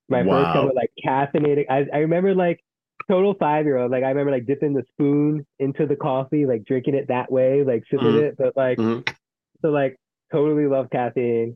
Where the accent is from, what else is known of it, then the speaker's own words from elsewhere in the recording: Philadelphia, Pennsylvania, United States; Being a Philadelphian